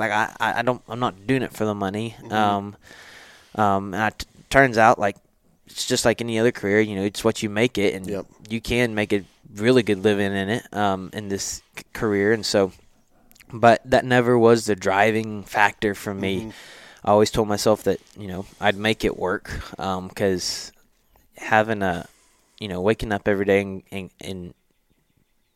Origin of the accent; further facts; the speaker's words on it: Nacogdoches, Texas, United States; I was born and raised in Nacogdoches, so I stayed in my hometown for college